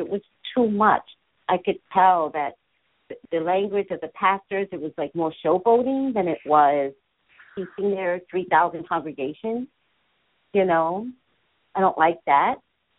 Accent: New York, United States; now in California, United States; When I moved to California, because I come from New York, we don't have those big churches.

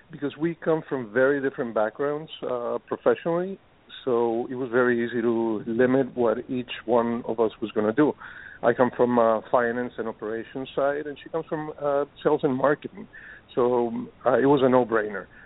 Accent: Costa Rica; English is a second language; moved away as an adult; now in United States; we grew up in Costa Rica, and uh, you know, in Costa Rica, we uh, we got used to eating a lot of fresh fruits

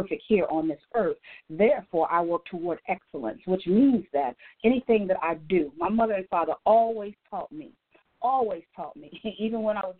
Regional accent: Gary, Indiana, United States; moved away as an adult; now in Atlanta, United States; I am a native from Gary, Indiana

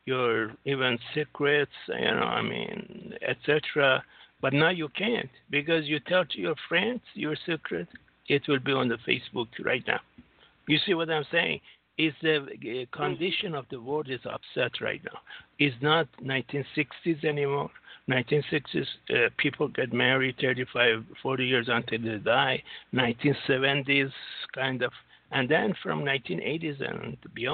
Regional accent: United States; I'm from the United States

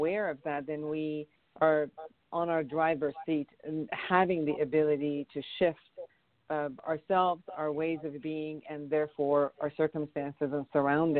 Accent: Iran; now in Los Angeles, United States; I'm originally from Iran

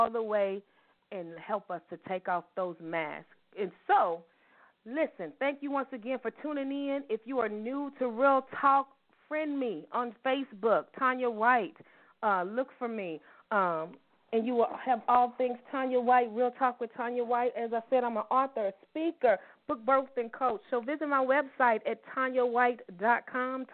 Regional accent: Louisville, Kentucky, United States; we are Louisville ladies from Louisville, Kentucky, and we still live in the city

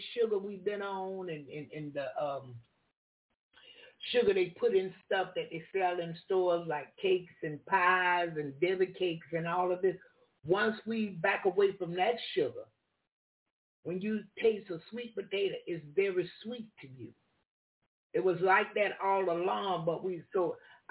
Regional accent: the South, United States; I'm from the South

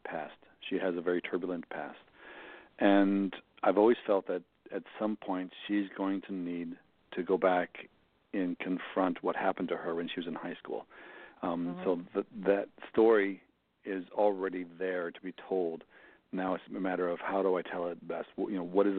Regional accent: Mankato, Minnesota, United States; my hometown Barnes & Noble in Mankato

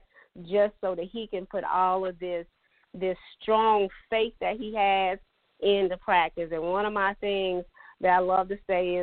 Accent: Latta, South Carolina, United States; I'm from Dillon County. I'm from Latta.

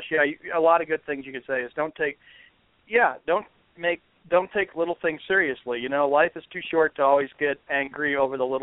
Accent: Boston, Massachusetts, United States; As a Bostonian sports fan, it is an honor and a privilege to be working with you guys

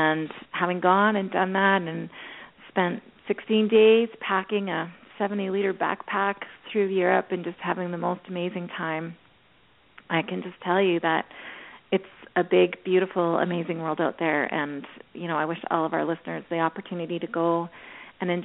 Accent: Canada; I'm speaking Canadian

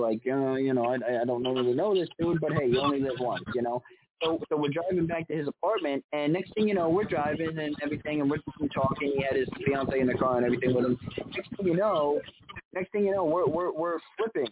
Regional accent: New York, United States; I'm from New York where, you know, people get in fistfights over parking spaces

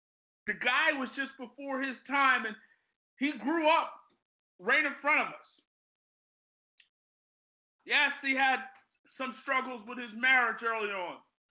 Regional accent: Ambler, Pennsylvania, United States; I grew up in Ambler, not far from Lower Marion.

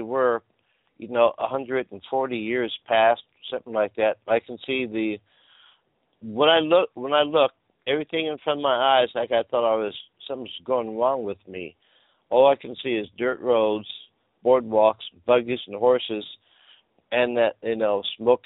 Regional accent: California, United States; I'm from California

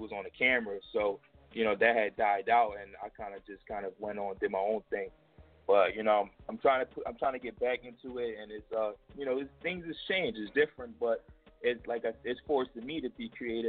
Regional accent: Philadelphia, Pennsylvania, United States; I'm from Erie Ave

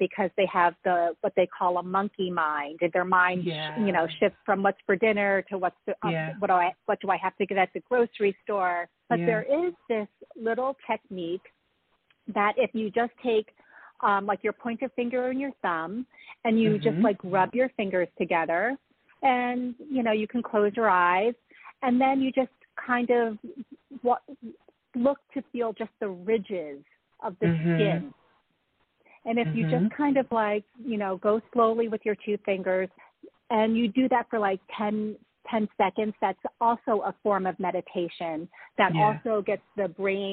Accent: Newark, New Jersey, United States; born and raised in Newark, New Jersey

